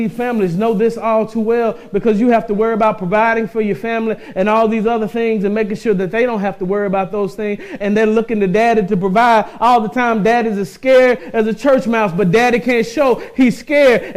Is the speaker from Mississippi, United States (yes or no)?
yes; Mississippi, United States; I came up in the South. I'm from Mississippi.